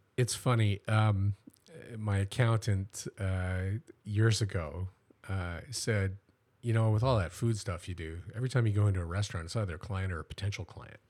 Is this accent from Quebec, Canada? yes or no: no; Welland, Ontario, Canada; I was born here in Welland and, uh, and grew up here.